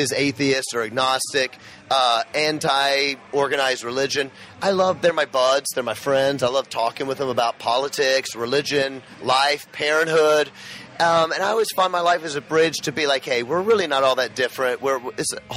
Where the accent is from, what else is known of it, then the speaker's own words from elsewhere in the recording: Memphis, Tennessee, United States; I grew up in Memphis, Tennessee, Bible Belt